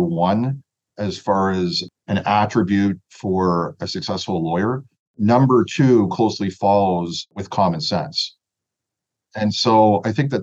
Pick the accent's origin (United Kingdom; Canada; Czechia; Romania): Canada; Toronto, Ontario; I'm from Scarborough. And if you're from Scarborough, you sort of have some street smart.